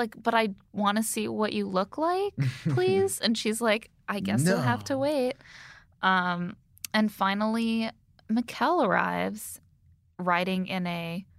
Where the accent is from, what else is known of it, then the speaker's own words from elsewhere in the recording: Indiana, United States; Oh, I'm from Indiana.